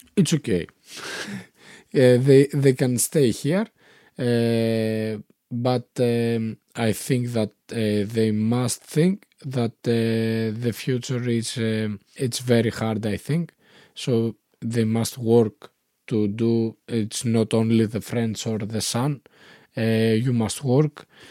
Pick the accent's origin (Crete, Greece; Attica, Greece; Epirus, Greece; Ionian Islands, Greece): Epirus, Greece; Konitsa; English is a second language; moved away as an adult; also born or lived in Germany / Athens / Thessaloniki; now in Ioannina, Greece; I was, eh, growing up in, eh, Konitsa, eh, in a small village